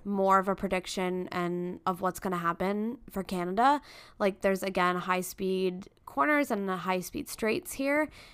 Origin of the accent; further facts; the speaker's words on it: United States; we're American